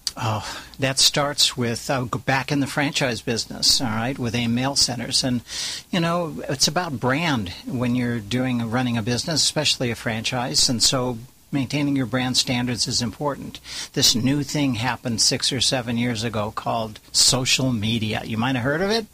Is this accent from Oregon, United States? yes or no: no; California, United States; also born or lived in Orange County, California; I'm a Californian, married to a Californian, been living in Orange County for 42 years